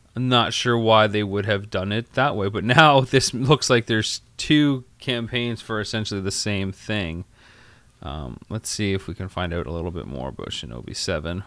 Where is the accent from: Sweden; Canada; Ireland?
Canada; I'm from Canada